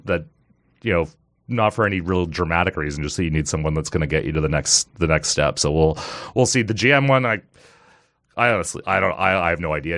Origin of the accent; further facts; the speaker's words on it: Kanata, Ontario, Canada; I grew up in Kanata, so I loved, like, as a kid going to Sundance Games was awesome